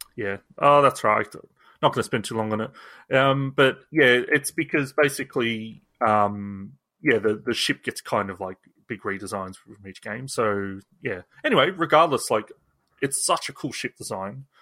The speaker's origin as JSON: {"language": "English", "country": "Australia", "also_born_or_lived": "England", "said": "as an Australian that also, you know, I'm, half of my f, family is English, half of my, um, is Australian"}